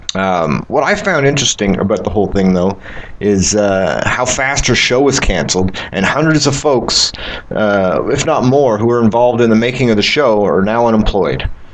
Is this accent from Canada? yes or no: yes; Canada; I'm Canadian.